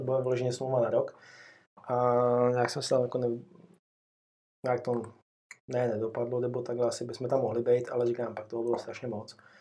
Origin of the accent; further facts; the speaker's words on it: Libáň, Hradec Králové Region, Czechia; also born or lived in Jičín; pocházím z Libáně, což je kousek odsaď, takový krásný městečko. Uh-huh. Tam jsem vlastně prakticky vydůstal